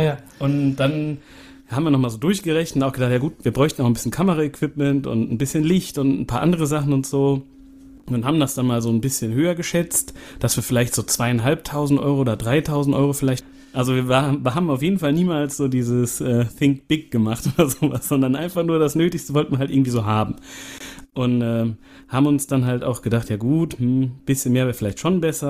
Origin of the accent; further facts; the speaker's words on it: Siegen, North Rhine-Westphalia, Germany; wir kommen ja hier aus Siegen